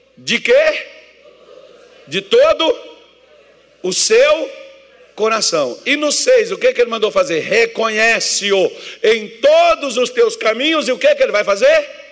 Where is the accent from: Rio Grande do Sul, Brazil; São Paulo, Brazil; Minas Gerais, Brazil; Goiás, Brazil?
Minas Gerais, Brazil; eu sou mineiro